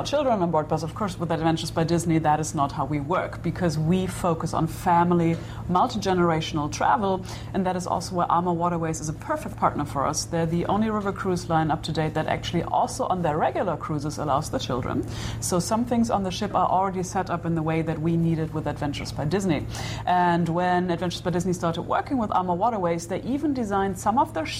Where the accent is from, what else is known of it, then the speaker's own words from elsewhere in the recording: Germany; first language German; English is a second language; also born or lived in Berlin; now in northwest Germany; I'm from Germany. I live in northwest Germany, but lived in Berlin for more than 20 years